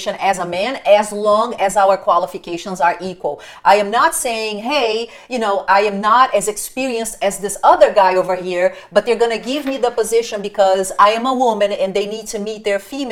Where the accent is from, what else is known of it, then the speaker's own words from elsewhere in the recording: Brazil; moved away; I used to work with people in Brazil, my home country